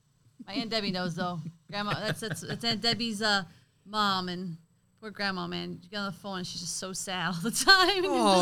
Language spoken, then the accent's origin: English; East St. Louis, Illinois, United States; we're from East St. Louis